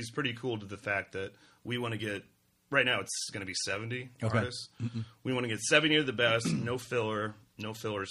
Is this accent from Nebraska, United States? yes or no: yes; Omaha, Nebraska, United States; Omaha, Nebraska.